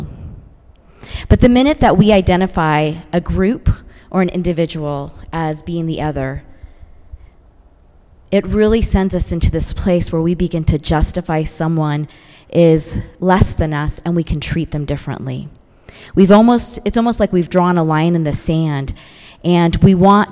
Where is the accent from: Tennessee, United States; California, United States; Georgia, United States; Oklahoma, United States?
California, United States; San Francisco Bay Area; I grew up in the San Francisco Bay Area.